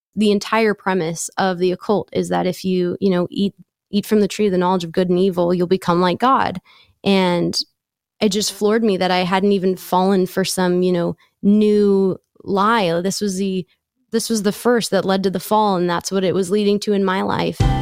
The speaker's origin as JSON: {"language": "English", "town": "San Diego", "region": "California", "country": "United States", "tie": "born or raised there", "said": "I grew up in San Diego"}